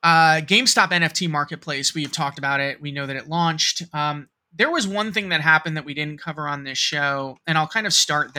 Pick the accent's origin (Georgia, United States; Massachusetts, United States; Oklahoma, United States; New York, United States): New York, United States; also born or lived in Cincinnati, Ohio; I'm from the Metro New York area. I was born and raised here. 9/11 hit home, quite literally.